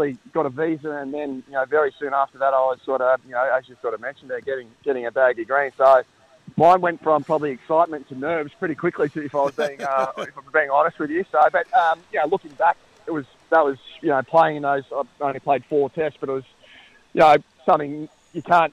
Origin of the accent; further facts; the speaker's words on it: Bairnsdale, Victoria, Australia; I was born and bred in Bensdale